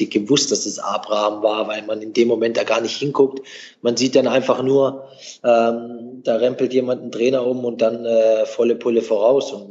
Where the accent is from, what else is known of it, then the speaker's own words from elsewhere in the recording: Germany; born there; weil ich bin ja in Deutschland geboren.